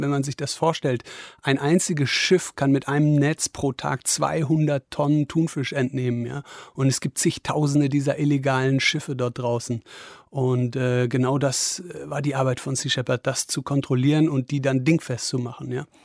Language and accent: German; Wesel, North Rhine-Westphalia, Germany; moved away; in meiner Heimatstadt Wesel oder in der Nähe von Wesel